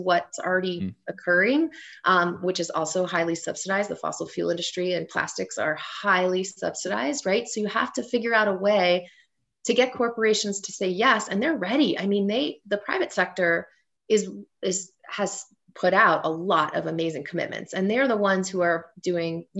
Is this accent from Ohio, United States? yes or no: yes; Cincinnati, Ohio, United States; moved away; also born or lived in Colorado; my hometown of Cincinnati, Ohio